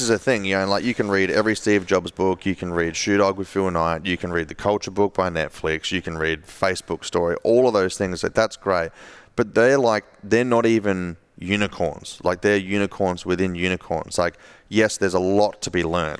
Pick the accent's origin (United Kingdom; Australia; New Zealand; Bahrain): Australia; Adelaide, South Australia; my hometown in Adelaide